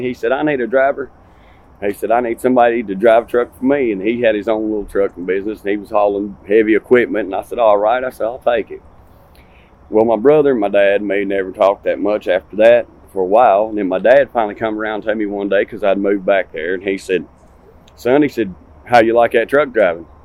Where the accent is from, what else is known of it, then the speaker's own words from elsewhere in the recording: Martinsville, Virginia, United States; now in Sevierville, United States; I'm from Martinsville, Virginia.